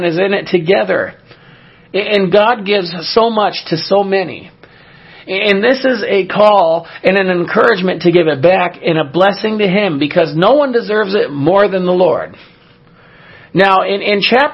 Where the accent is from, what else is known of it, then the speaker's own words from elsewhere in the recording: California, United States; my home state of California